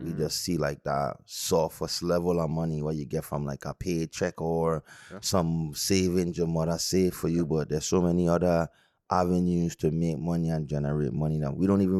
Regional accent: U.S. Virgin Islands; also born or lived in British Virgin Islands; U.S. Virgin Islands to be exact.

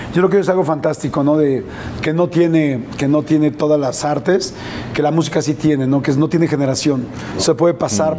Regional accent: Mexico; yo soy un, un, mexicano

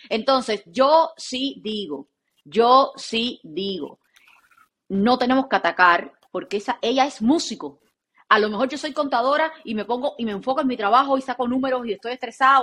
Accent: Cuba; soy cubana

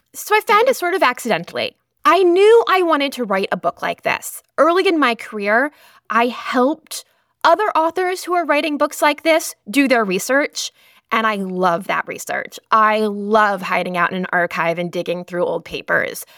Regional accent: Lowell, Massachusetts, United States; the Lowell Sun, which was my hometown newspaper

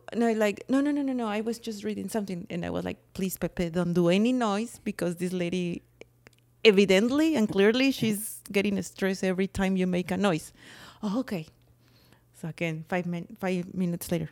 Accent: Mexico; accent: Mexican; It's my Mexican accent.

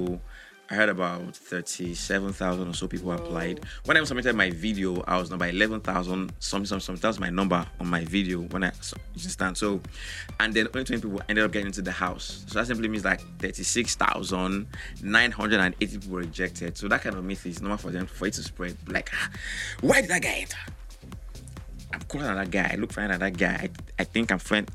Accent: Bayelsa, Nigeria; I'm from Bayelsa State

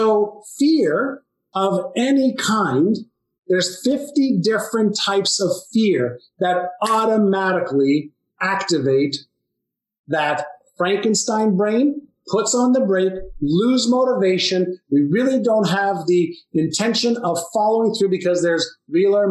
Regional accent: Tel Aviv, Tel Aviv District, Israel; I was born in Tel Aviv, Israel.

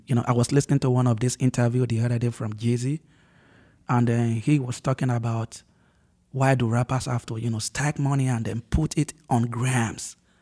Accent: Ondo, Nigeria; moved away as an adult; also born or lived in Lagos, Nigeria; now in United States; move from my hometown, uh, which is Ondo State

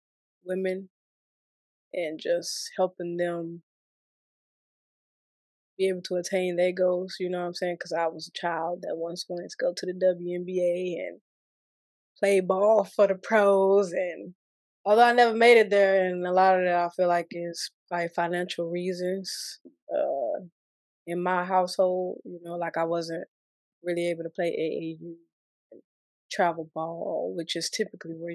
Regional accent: Murfreesboro, Tennessee, United States; moved away as an adult; also born or lived in Mississippi; raised in Tennessee.

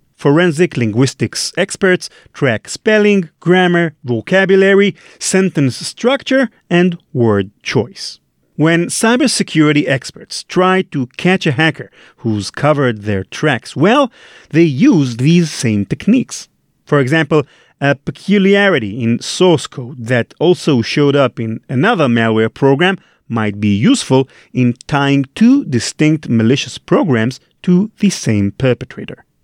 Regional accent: Israel; English is a second language; trying to pass as an American instead of an Israeli, which is the real case.

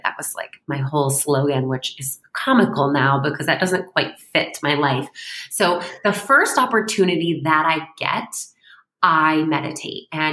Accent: Syracuse, New York, United States; moved away; I'm from Syracuse

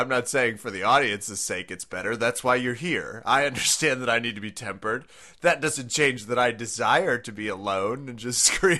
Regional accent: United States; as an American

